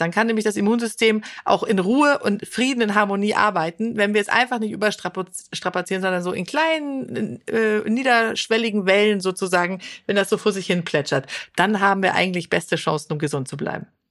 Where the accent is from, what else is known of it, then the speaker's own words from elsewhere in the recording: Sweden; now in Germany; Schweden, mhm. wo ich herkomme